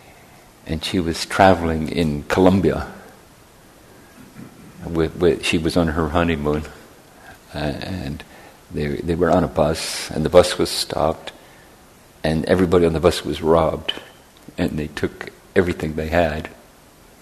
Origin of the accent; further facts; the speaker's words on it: Northern Ireland, United Kingdom; moved away; where I grew up in Northern Ireland